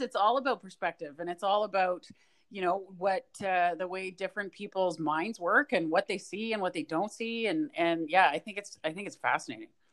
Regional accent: Edmonton, Alberta, Canada; moved away; I grew up in Edmonton

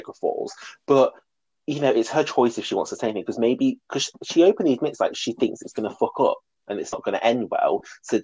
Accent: United Kingdom; We're both British.

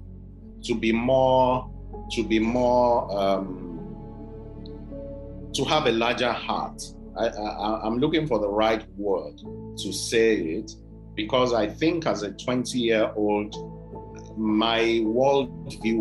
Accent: Oyo, Nigeria; also born or lived in Ibadan / Abeokuta; Oyo Town, where I'm from, Ibadan

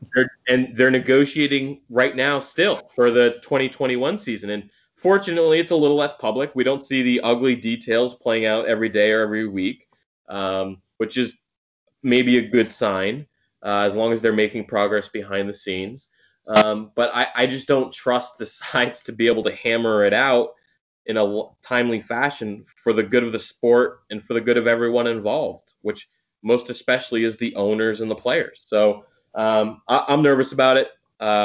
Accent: Connecticut, United States; moved away as an adult; also born or lived in Boston; I grew up in Connecticut, which is between New York and Boston. But so my hometown is on the New York side

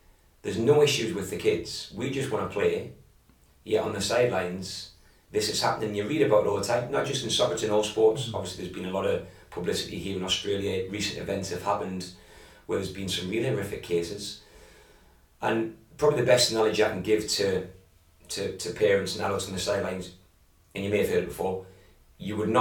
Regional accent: England, United Kingdom; moved away; growing up where I grew up back in England

